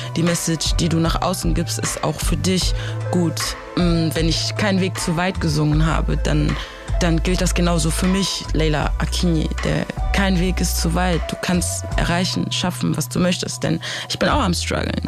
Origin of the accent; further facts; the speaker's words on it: Germany; also born or lived in Africa; ich bin in Afrika geboren. Ich bin mit sechs Jahren nach Deutschland gekommen.